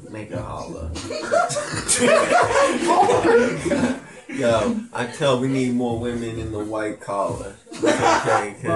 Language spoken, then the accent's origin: English; California, United States; I came from California and I, I used it in South Carolina